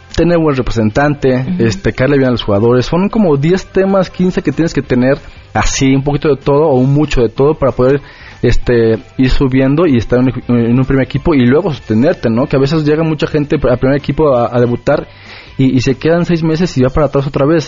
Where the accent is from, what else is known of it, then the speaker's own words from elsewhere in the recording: Mexico; somos eh, mexicanos